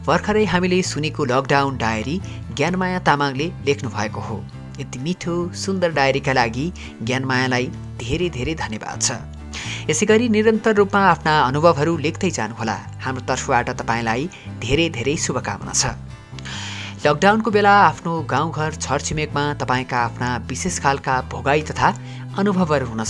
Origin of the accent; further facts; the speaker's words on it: Nepal; मेरो गाउँ नेपालको ग्रामीण क्षेत्रको कुना काप्चामा पर्छ